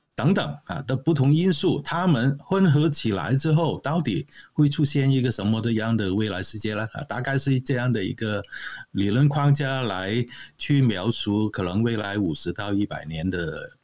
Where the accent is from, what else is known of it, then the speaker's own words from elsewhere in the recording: Hong Kong; moved away as an adult; now in Canada; 我是来自香港嘛，啊，现在只是搬到加拿大去